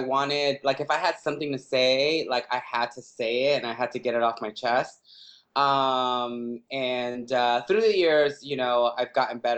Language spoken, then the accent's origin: English; Los Angeles, California, United States; growing up in East